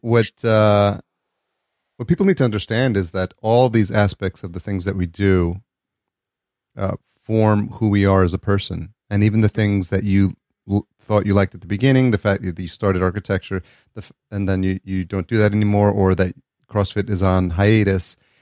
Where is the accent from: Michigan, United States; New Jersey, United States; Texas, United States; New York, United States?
New York, United States; now in California, United States; growing up in New York